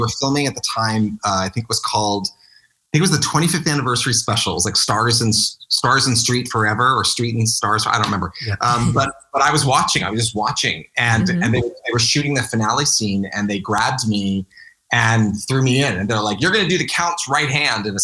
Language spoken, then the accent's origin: English; Maple Shade, New Jersey, United States; I grew up in Maple Shade, New Jersey.